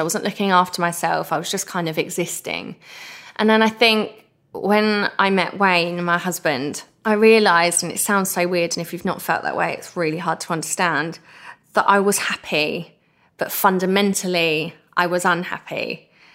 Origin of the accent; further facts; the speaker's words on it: Essex, East of England, United Kingdom; I'm the girl from Essex